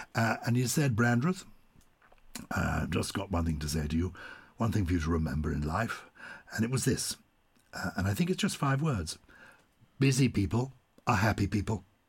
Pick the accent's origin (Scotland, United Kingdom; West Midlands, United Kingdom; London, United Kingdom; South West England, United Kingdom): London, United Kingdom; accent: plummy; I was brought up in London